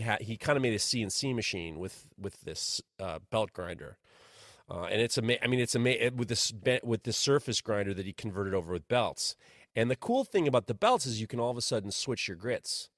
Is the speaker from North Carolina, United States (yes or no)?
no; Ohio, United States; when I was growing up in Ohio, while I was in college in Ohio